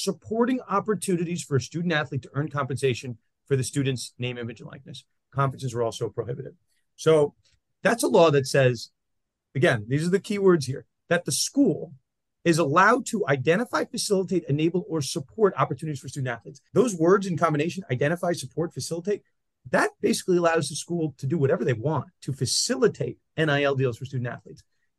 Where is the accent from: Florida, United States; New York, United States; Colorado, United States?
New York, United States; yours and my home state. New York